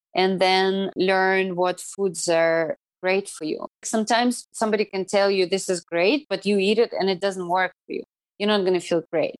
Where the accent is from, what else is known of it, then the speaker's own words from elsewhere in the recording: Irkutsk, Irkutsk Oblast, Russia; English is a second language; moved away as an adult; also born or lived in New York, United States; now in Cayman Islands; my hometown in, in Irkutsk